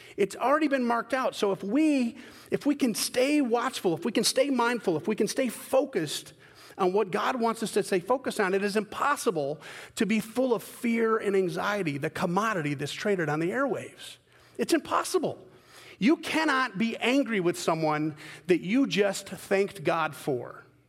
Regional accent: Scotland, United Kingdom; I'm a Scotman, I'm a Scottish guy

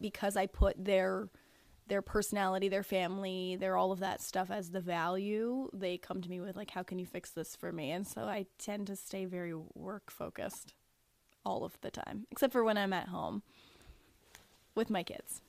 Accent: Niagara-on-the-Lake, Ontario, Canada; now in St. Catharines, Canada; born and raised in Niagara on the Lake, moved to St. Catharines when I was 16 and have basically lived there ever since

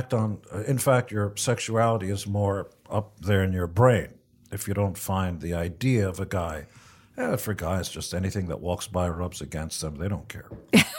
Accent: Israel; English is a second language; now in United States; I wanted to give back because I came from Israel and had nothing. And I was shocked that America was willing to give me every opportunity

